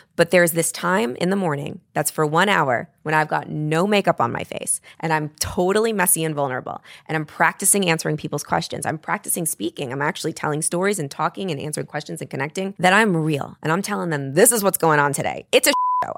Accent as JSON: {"language": "English", "region": "New York", "country": "United States", "said": "I'm a New Yorker"}